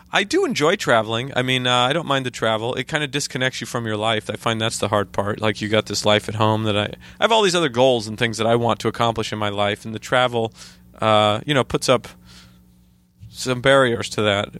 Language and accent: English; Idaho, United States; moved away as an adult; now in New York, United States; where I grew up in Idaho